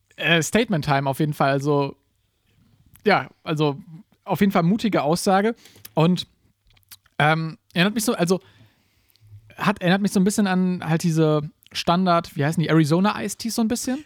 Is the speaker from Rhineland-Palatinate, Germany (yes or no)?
no; Gießen, Hesse, Germany; bei uns in Gießen